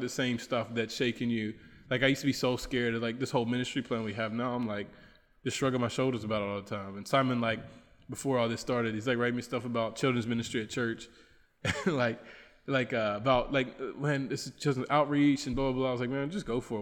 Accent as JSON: {"language": "English", "country": "United States", "moved": "as an adult", "lives_now": "Bolivia", "said": "I'm from the United States"}